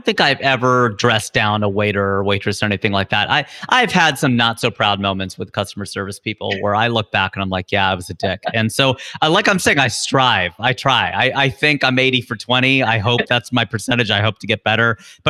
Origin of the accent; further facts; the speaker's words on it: Midwest, United States; We grew up in the Midwest. It's like there's tornado watches and warnings.